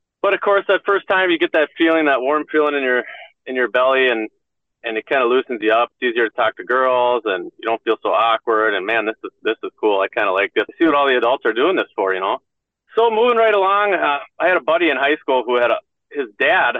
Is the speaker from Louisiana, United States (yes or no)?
no; Ham Lake, Minnesota, United States; I grew up in the Minneapolis area, in a little town called Ham Lake